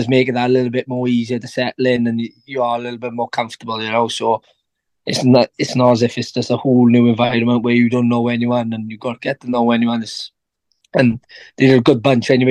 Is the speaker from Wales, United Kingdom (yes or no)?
yes; Treorchy, Wales, United Kingdom; Treorchy's my local club where I started when I was 8 years old